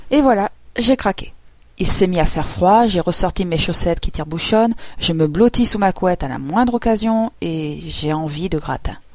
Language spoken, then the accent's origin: French; Auvergne-Rhône-Alpes, France; Oui, pour ceux qui l'ignorent encore, je suis une savoyarde pur jus, juste un peu japonisée.